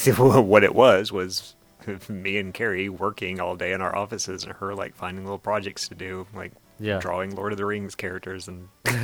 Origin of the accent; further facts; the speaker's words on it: Ireland; Now, I should say, in case people don't know, I am Irish.